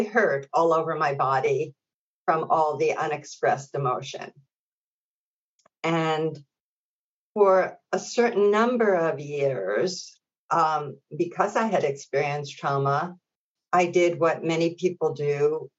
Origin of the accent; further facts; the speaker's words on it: New York City, New York, United States; my local community where I grew up in Brooklyn